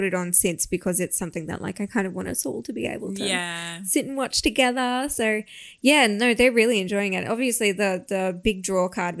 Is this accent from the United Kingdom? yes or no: no; Australia; we're Australian and we love an underdog